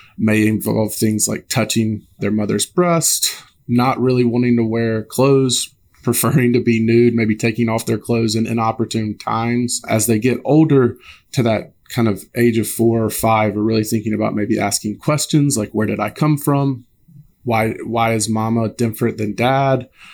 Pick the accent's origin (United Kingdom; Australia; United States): United States; Alabama; I'm originally from Alabama